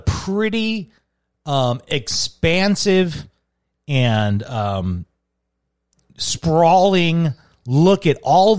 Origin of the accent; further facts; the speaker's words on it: Chicago, Illinois, United States; now in Arizona, United States; as a Chicagoan